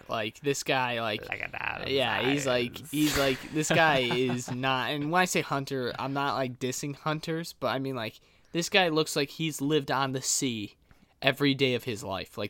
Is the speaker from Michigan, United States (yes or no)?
yes; Michigan, United States; But considering we're from Michigan, the chances of that happening is never, basically.